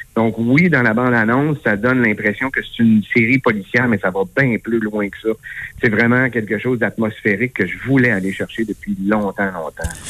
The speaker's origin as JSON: {"language": "French", "region": "Quebec", "country": "Canada", "said": "je suis québécoise"}